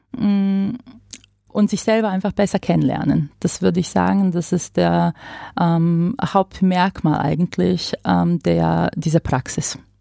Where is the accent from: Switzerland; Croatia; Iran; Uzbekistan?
Croatia; now in Germany; ich komme aus Kroatien